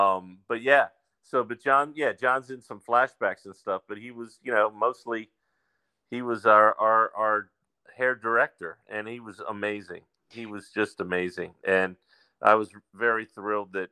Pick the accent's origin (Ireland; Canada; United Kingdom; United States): United States; Silver Spring, Maryland; I was born in Maryland, not too far from Shirlington. I was born in Silver Spring.